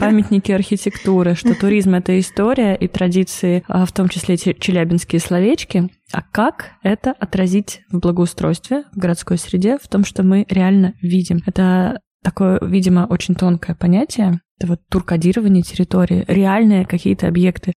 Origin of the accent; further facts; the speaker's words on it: Nizhny Novgorod, Nizhny Novgorod Oblast, Russia; Приехала я из Нижнего Новгорода